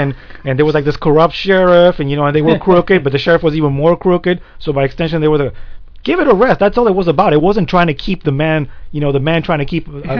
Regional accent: Ohio, United States; I wasn't born in the States, but, you know, I was raised in Ohio

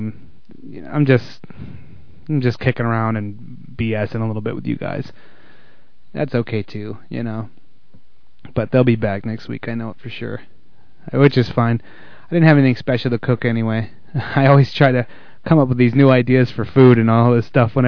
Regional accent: the South, United States; I'm from the South.

